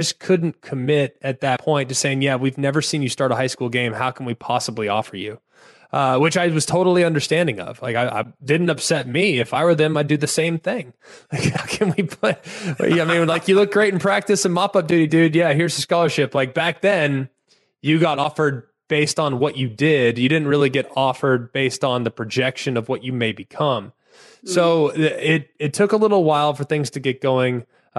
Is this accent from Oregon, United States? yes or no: no; Southlake, Texas, United States; But yeah, I'm from Southlake, so I had kind of an interesting recruiting story.